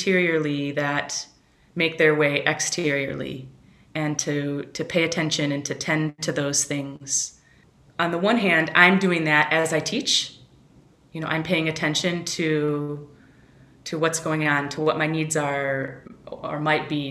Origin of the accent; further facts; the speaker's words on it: Chicago, Illinois, United States; moved away as an adult; also born or lived in West Michigan; I grew up in Chicago from age 6 to 18 in Chicagoland area, and then I moved away for 22 years. I came back 5 years ago.